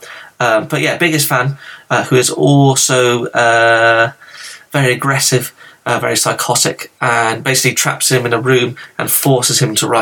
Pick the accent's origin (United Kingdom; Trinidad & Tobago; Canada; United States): United Kingdom; England; I'm from England